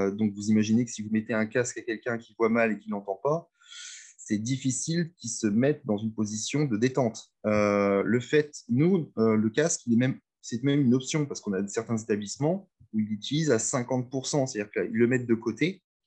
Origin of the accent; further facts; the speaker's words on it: Reims, Grand Est, France; also born or lived in Amiens / Lille; je suis de Reims